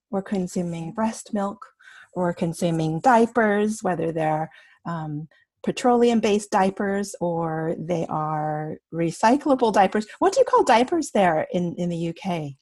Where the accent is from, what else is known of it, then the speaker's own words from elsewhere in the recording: Canada; my parents are from Taiwan, and I was born here in Canada